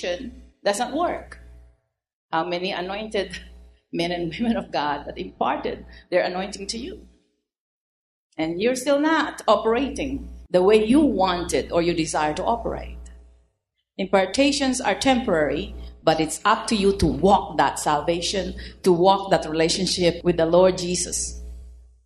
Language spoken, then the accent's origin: English; United States; I'm an American